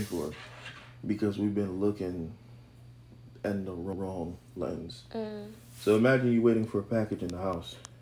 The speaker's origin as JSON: {"language": "English", "country": "Haiti", "said": "I'm from Haiti."}